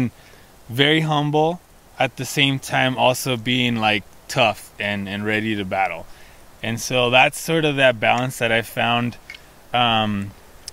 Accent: Stepladder Ranch, California, United States; moved away; I grew up on Stepladder Ranch

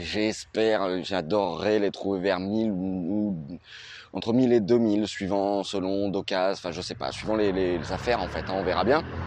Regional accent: Nice, Provence-Alpes-Côte d'Azur, France; je suis de Nice. Là, je suis euh, en Corse.

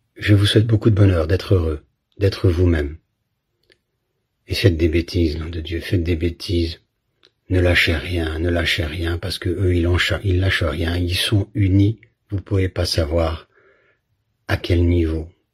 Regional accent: Belgium; j'ai grandi en Belgique

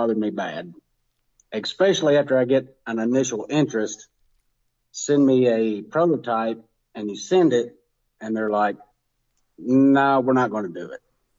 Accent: Kentucky, United States; Western Kentucky.

